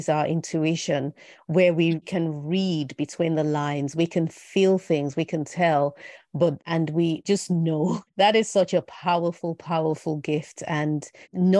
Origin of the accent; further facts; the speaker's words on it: Benin City, Edo, Nigeria; also born or lived in Lagos State; I grew up in Benin in Nigeria and I had the best childhood